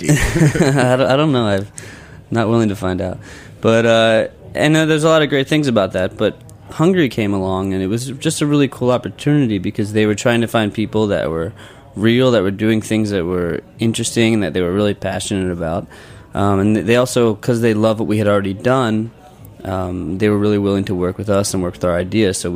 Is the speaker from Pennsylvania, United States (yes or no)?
yes; Philadelphia, Pennsylvania, United States; Did you know that we're from Philadelphia?